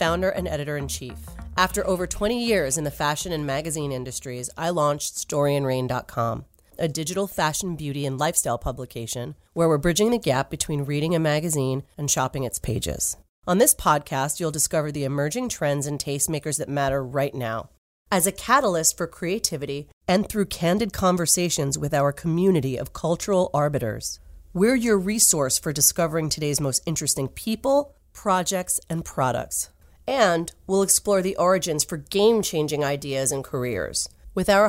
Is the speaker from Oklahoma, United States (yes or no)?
no; New York City, New York, United States; You were born and raised in New York City, like me